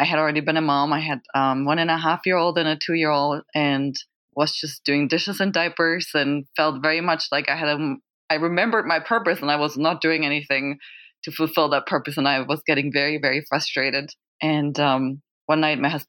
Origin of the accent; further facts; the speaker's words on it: Germany; I'm from Germany